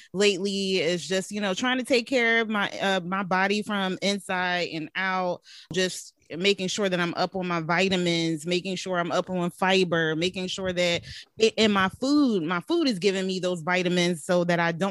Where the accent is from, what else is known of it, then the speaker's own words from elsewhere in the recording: Philadelphia, Pennsylvania, United States; now in Virginia, United States; I'm originally from Philadelphia